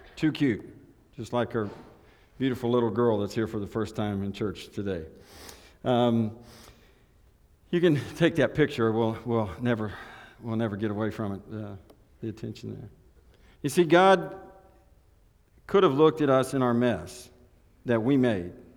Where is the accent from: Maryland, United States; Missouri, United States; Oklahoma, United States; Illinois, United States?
Oklahoma, United States; Elk City; I was born on Route 66, Elk City, Oklahoma, Memorial Hospital